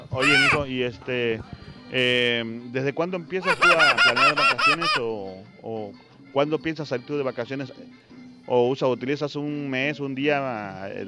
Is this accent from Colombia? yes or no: no; Guatemala; Eh, de Guatemala.